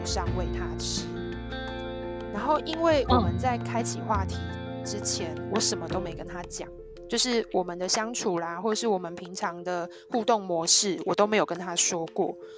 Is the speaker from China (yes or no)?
no; Tainan, Taiwan; 因为台南是我的家乡